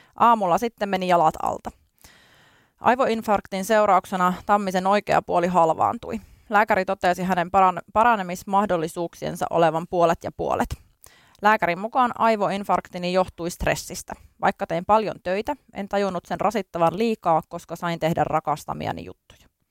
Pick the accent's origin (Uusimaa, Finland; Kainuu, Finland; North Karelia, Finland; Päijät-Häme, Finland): Kainuu, Finland; Kajaani; also born or lived in Tampere; now in Helsinki, Finland; tulen Kainuun korvesta, eli Kajaanista olen lähtöisin